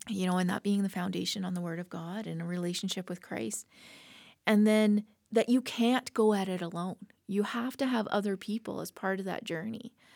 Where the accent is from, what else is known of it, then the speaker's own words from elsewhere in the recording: Lethbridge, Alberta, Canada; also born or lived in Slave Lake; born and raised in Lethbridge